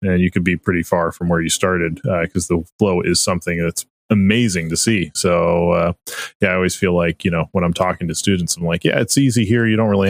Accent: Las Vegas, Nevada, United States; I'm from Las Vegas.

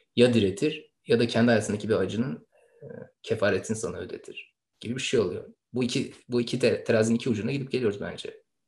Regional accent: Istanbul, Turkey; İstanbul'da dünyaya gelmiş bir insan evladı olduğumu düşünüyorum. En azından bana böyle söylendi. Ee, İstanbul'da büyüdüm. Şu yaşımda hala İstanbul'dayım.

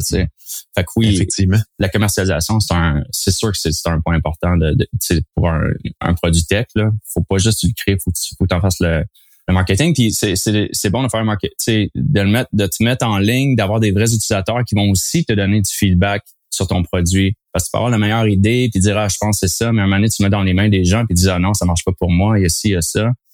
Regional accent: Bromont, Quebec, Canada; moved away as an adult; also born or lived in Sherbrooke / Alberta; Je suis né en Estrie, à Bromont

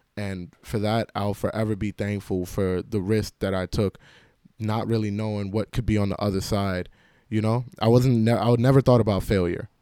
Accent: New York City, New York, United States; I grew up in New York City

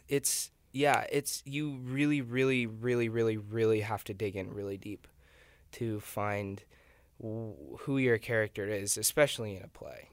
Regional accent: Nebraska, United States; moved away as an adult; I'm from Nebraska

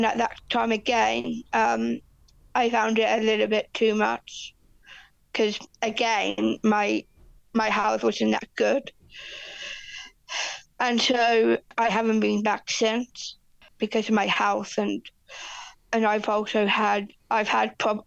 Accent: England, United Kingdom; moved away as an adult; now in Christchurch, New Zealand; I am from Christchurch, New Zealand, originally from England. So I've been living in New Zealand over 15 years now.

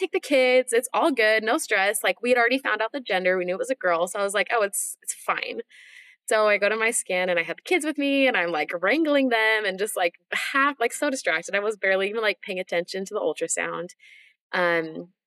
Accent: Washington, United States; also born or lived in Utah; now in Nashville, United States; I live in Nashville, Tennessee. I'm originally from Washington State, though.

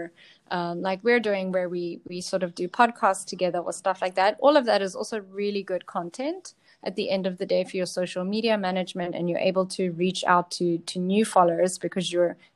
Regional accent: South Africa; I'm from South Africa.

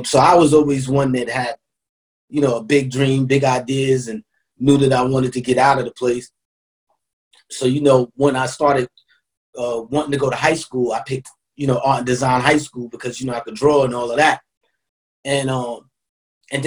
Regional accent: New York City, New York, United States; I moved to Queensbridge when I was about like 6 years old

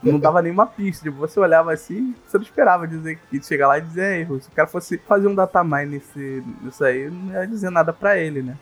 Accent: Rio de Janeiro, Brazil; eu sou carioca

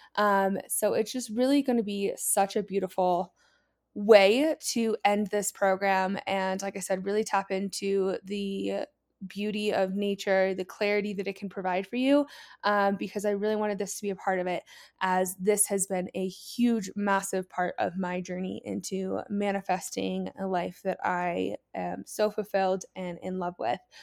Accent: Columbus, Ohio, United States; moved away as an adult; I am from Columbus, Ohio. I'm born and raised there

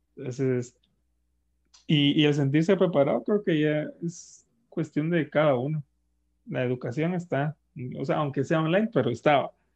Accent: Guatemala; como población guatemalteca

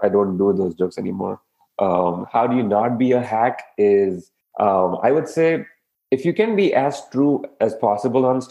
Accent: India; now in United States; I'm an Indian

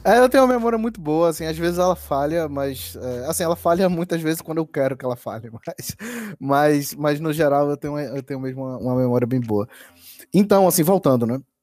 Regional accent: Recife, Pernambuco, Brazil; Eu morei no Recife, né? Assim, cresci, nasci e, e cresci no Recife

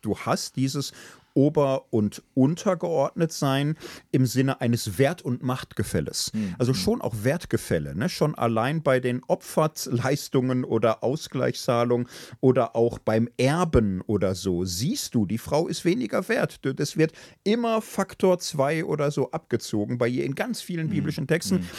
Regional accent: Gelsenkirchen, North Rhine-Westphalia, Germany; ich komme aus Gilsenkirchen, bin da in einem Hochhaus groß geworden

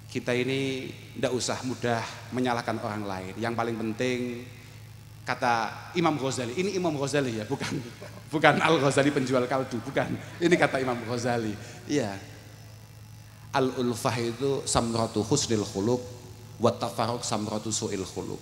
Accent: Kediri, East Java, Indonesia; saya dari Kediri

